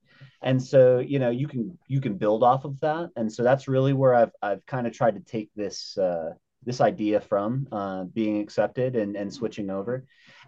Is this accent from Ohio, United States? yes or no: yes; Grove City, Ohio, United States; also born or lived in Netherlands; now in Colorado, United States; I grew up in Ohio mostly, central Ohio, a little place called Grove City. But I was born in Holland, in the Netherlands, military baby.